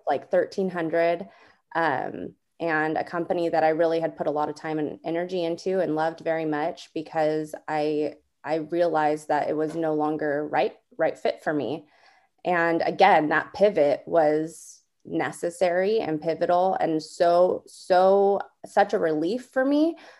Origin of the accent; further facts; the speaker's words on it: Southern California, United States; moved away as an adult; now in Northern California, United States; I'm originally from Southern California